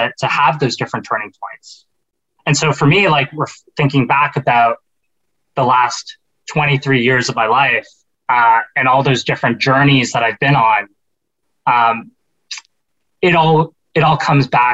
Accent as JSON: {"language": "English", "country": "Canada", "tie": "born or raised there", "said": "growing up in Canada"}